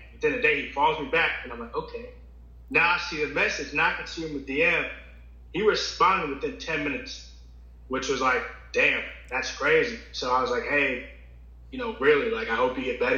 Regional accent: Virginia, United States; I'm from Virginia.

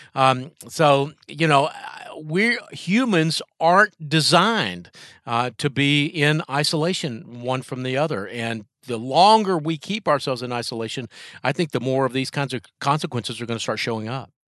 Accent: North Carolina, United States; my home state of North Carolina

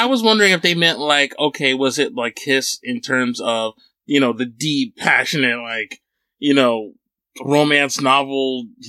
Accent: New Jersey, United States; now in Long Island, United States; New Jersey, I know for a fact that even though that's my home state, I'm not super fond of it.

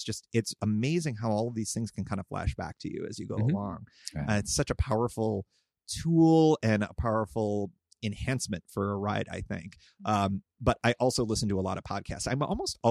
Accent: Fairport, New York, United States; moved away; I grew up in Fairport

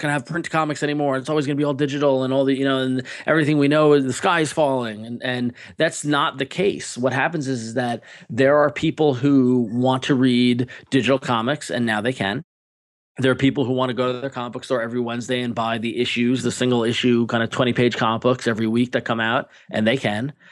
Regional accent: Long Island, New York, United States; I grew up on Long Island

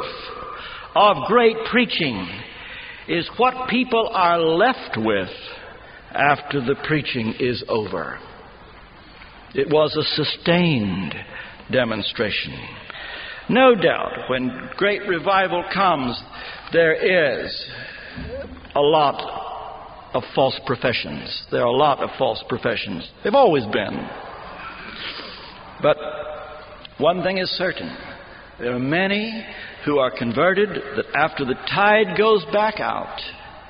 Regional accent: Ashland, Kentucky, United States; my hometown of Ashland, Kentucky

